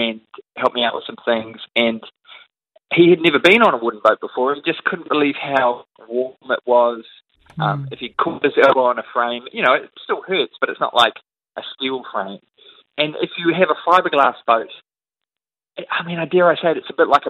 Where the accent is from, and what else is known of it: Auckland, New Zealand; born or raised there